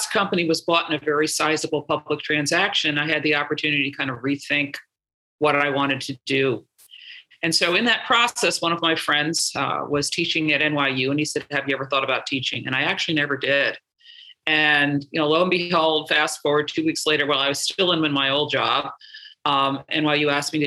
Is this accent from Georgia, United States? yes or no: no; New York, United States; I'm from New York